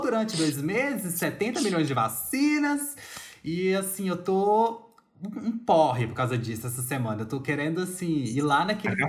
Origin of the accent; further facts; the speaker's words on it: Brazil; na nossa perspectiva como brasileiro